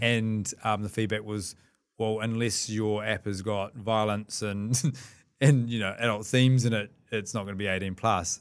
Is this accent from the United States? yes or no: no; New Zealand; we're two Kiwi lads